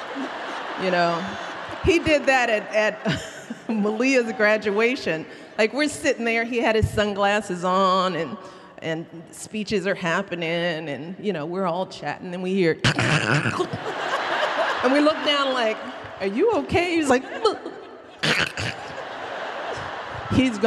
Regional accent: Chicago, Illinois, United States; from the South Side of Chicago. I grew up in a little bitty house.

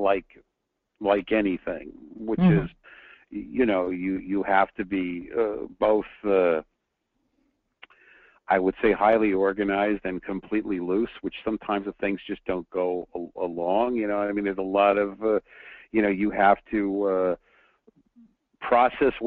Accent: New York, United States; now in Southern California, United States; I'm from New York, so I grew up driving in snow. But then now I live in Southern California

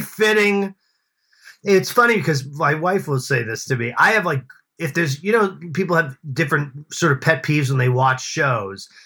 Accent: Boston, Massachusetts, United States; I grew up in Boston

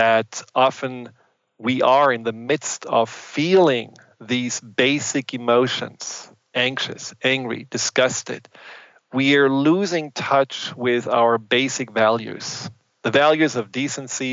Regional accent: Germany; accent: German; English is a second language; moved away; I'm German, and I grew up in Germany

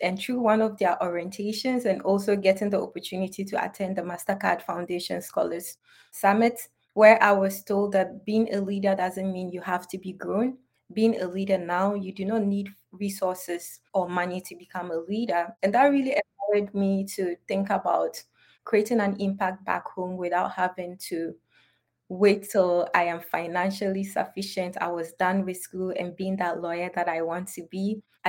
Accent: Upper East, Ghana; I'm from Northern Ghana, to be precise, Upper East Region. And growing up as a child and originating from a society in which has deep-rooted cultural norms

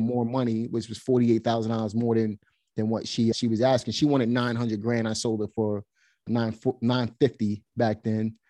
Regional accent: New York City, New York, United States; moved away as an adult; also born or lived in Pennsylvania; now in North Carolina, United States; Basically, I'm from Brooklyn, New York. I was born and raised there.

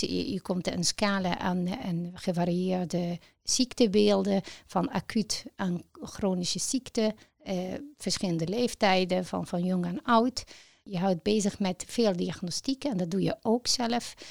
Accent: Egypt; Dutch is a second language; moved away as an adult; now in Netherlands; ik ben in Egypte geboren en ehm, sinds het jaar 2000 in Nederland gekomen

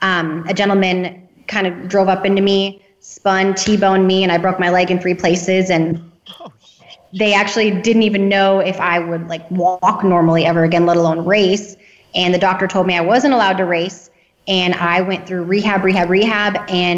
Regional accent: North Dakota, United States; I'm from North Dakota. So grew up racing go-karts around the North Dakota area.

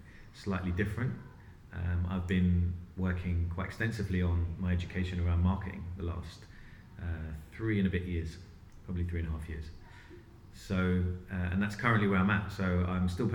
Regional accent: London, United Kingdom; I was born in London, lived in London my whole life.

